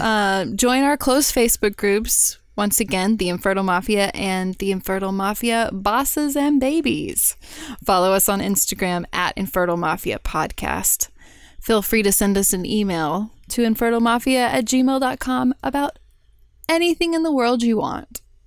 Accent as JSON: {"language": "English", "town": "Houston", "region": "Texas", "country": "United States", "tie": "born or raised there", "said": "I grew up in Houston."}